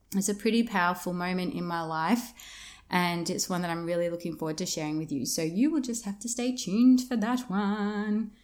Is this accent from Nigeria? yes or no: no; Yarra Valley, Victoria, Australia; moved away as an adult; also born or lived in Melbourne, Australia; now in Broome, Australia; I'm originally from Victoria, um, from the outskirts of Melbourne in an area called the Yarra Valley. That's where I grew up.